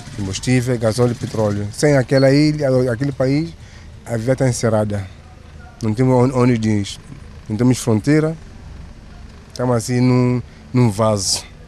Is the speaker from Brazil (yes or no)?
no; São Tomé, São Tomé & Príncipe; Nunca, nunca saí de São Tomé